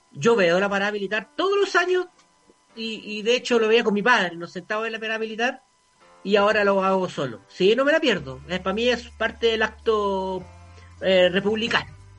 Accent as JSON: {"language": "Spanish", "country": "Chile", "said": "nuestro gran problema como chilenos"}